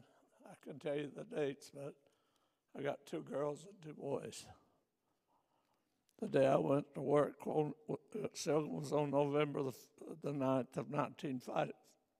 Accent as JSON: {"language": "English", "town": "Neon", "region": "Kentucky", "country": "United States", "tie": "born or raised there", "moved": "yes", "lives_now": "Ligonier, United States", "said": "I'm from Neon, Kentucky. I was born into a family of people"}